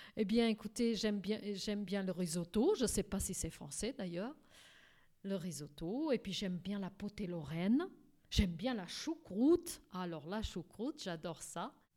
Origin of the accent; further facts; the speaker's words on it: Portugal; now in France; Donc j'ai la double nationalité grâce à mon pays, donc au Portugal.